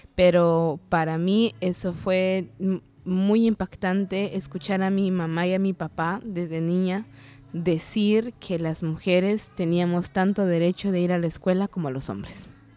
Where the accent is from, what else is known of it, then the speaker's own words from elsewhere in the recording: San Juan Comalapa, Chimaltenango, Guatemala; first language Kaqchikel; Spanish is a second language; maya cachiquel de Guatemala. vengo de un pueblo que se llama